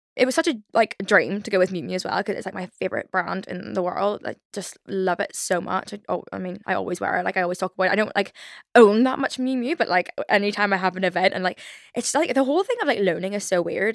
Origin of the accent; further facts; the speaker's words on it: Belfast, Northern Ireland, United Kingdom; accent: Belfast; my Belfast accent